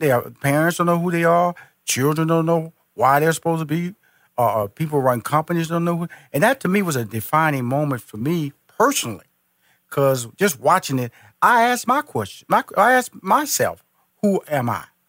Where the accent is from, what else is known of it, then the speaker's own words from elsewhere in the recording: Houston, Texas, United States; now in Atlanta, United States; I was born and raised in Houston. Yep. I'm now based in Atlanta, Georgia